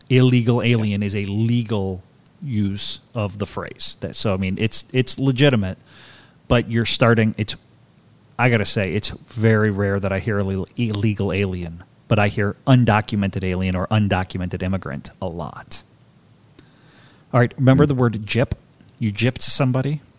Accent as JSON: {"language": "English", "town": "Baltimore", "region": "Maryland", "country": "United States", "said": "I'm from, you know, I'm from Baltimore. I'm not"}